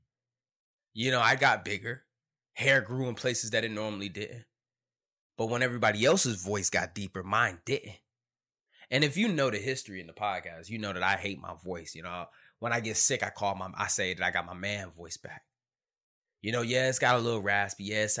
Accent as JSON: {"language": "English", "town": "Detroit", "region": "Michigan", "country": "United States", "tie": "born or raised there", "said": "Growing up in Detroit, Michigan, and everybody knows my story."}